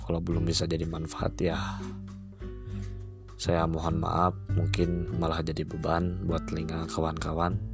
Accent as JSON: {"language": "Indonesian", "town": "Bandung", "region": "West Java", "country": "Indonesia", "lives_now": "East Java, Indonesia", "said": "Saya berasal dari Bandung. Saya menjadi seorang pelajar di satu kota di Jawa Timur."}